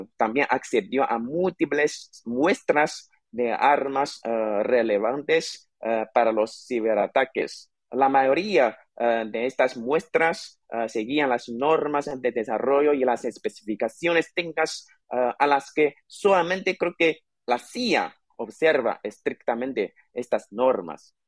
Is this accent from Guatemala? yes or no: no; China; nuestro país, contra China